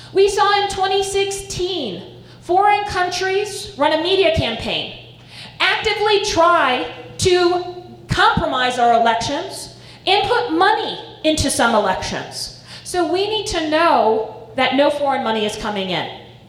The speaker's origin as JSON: {"language": "English", "town": "Estes Park", "region": "Colorado", "country": "United States", "tie": "born or raised there", "said": "I grew up in Estes Park"}